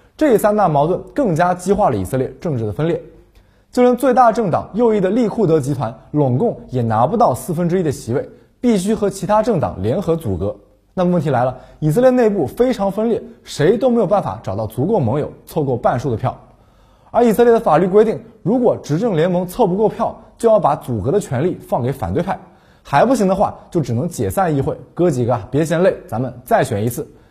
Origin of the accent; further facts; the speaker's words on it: China; 作为中国人